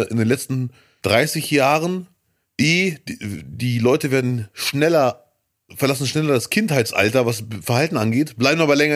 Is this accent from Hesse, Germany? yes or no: no; Cologne, North Rhine-Westphalia, Germany; als Kölner diese Saison ist wirklich bitter.